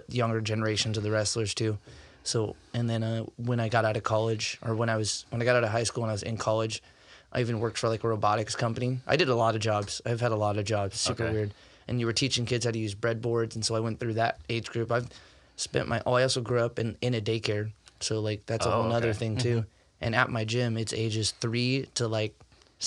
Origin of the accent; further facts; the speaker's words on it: Fresno, California, United States; moved away as an adult; also born or lived in Iowa; now in Canby, United States; I grew up in Fresno, California.